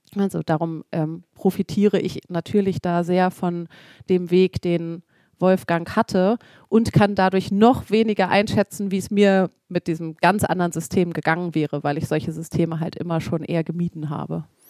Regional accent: Hamburg, Germany; ich komme ja mitten aus Hamburg

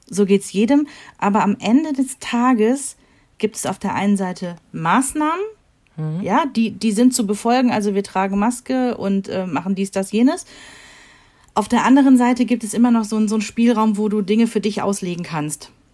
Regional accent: Rhineland, Germany; wir sind Rheinländer

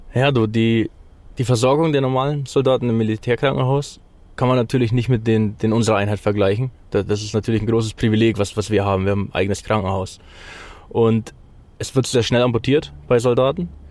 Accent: Germany; moved away as an adult; now in Ukraine; ich als Deutscher

